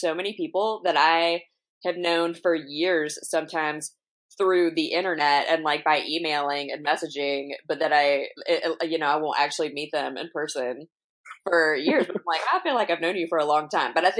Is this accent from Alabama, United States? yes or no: yes; Alabama, United States; now in Long Beach, United States; I'm originally from Alabama